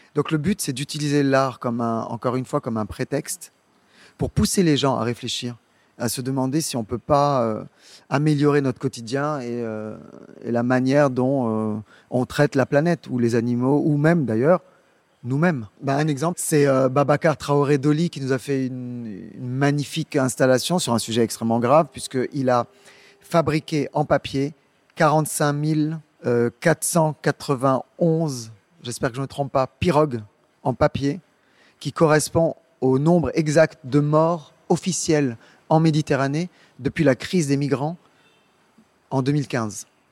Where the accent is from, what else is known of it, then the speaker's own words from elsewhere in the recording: Dakar, Senegal; moved away; Je suis né à Dakar, je suis sociologue de formation et je suis revenu euh, dans mon pays d'origine il y a une petite, une grande dizaine d'années